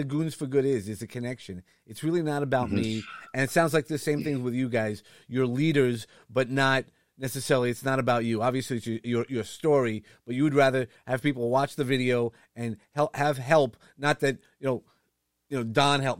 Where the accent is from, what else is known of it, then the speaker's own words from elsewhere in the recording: New York, United States; from New York